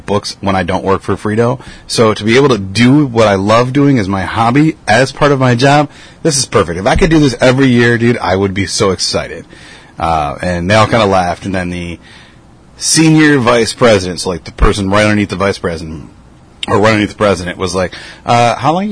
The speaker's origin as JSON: {"language": "English", "town": "Rockford", "region": "Illinois", "country": "United States", "said": "I'm like, yeah."}